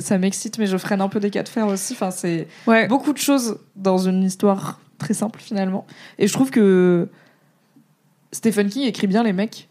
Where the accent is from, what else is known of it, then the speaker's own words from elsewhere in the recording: Alsace, Grand Est, France; je suis alsacienne